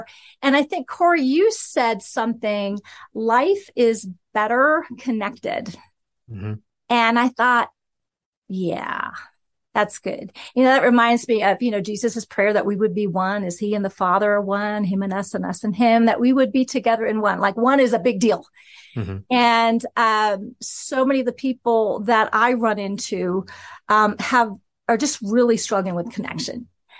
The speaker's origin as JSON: {"language": "English", "town": "West Lafayette", "region": "Indiana", "country": "United States", "said": "Do you know, I'm an Indiana girl. I'm from West Lafayette."}